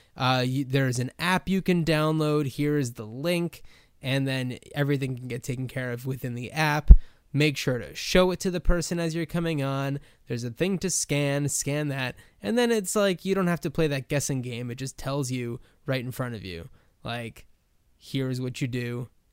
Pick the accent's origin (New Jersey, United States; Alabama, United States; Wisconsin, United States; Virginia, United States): New Jersey, United States; also born or lived in Los Angeles; now in Portland, United States; I grew up in New Jersey